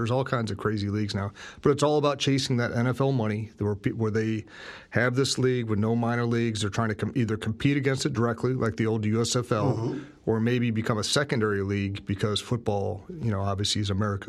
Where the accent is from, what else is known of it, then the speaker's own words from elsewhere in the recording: Northeast Ohio, United States; I'm from Northeast Ohio. There's never been a movie closer to my high school experience than watching that movie